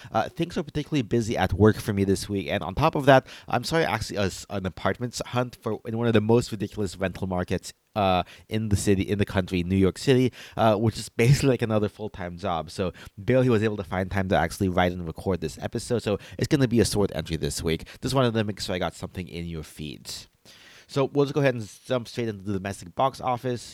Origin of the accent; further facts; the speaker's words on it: Philippines; as a Filipino